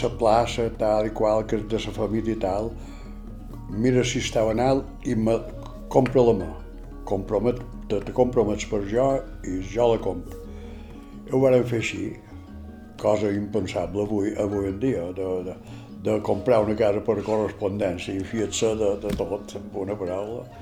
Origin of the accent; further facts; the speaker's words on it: Normandy, France; born there; vaig néixer a Normandia, França, el 4 de desembre de 1932.